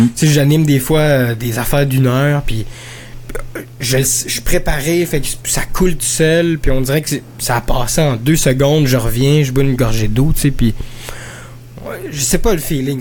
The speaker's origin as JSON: {"language": "French", "region": "Quebec", "country": "Canada", "said": "je viens du Québec, mais j'ai travaillé pendant longtemps là, dans, dans, dans, dans la communauté francophone"}